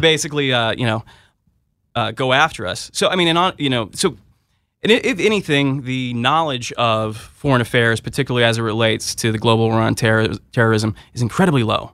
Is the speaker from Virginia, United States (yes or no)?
no; Southern California, United States; moved away as an adult; also born or lived in Berkeley, California; now in Washington, D.C., United States; I'm originally from Southern California